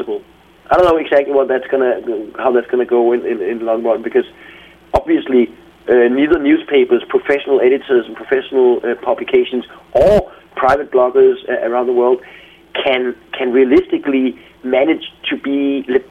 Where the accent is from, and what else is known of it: Denmark